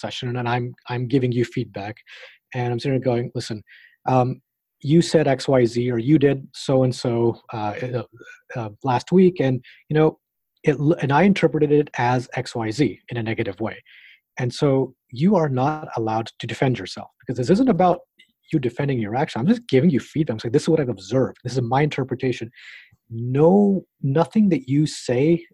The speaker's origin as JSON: {"language": "English", "town": "Knoxville", "region": "Tennessee", "country": "United States", "tie": "born or raised there", "moved": "yes", "said": "I grew up in Tennessee."}